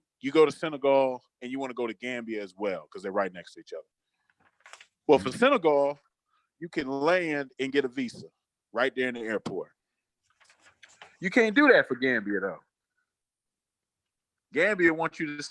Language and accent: English; United States; They don't know I'm American until I start talking